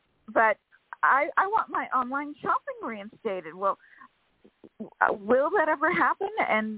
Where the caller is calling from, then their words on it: California, United States; from California.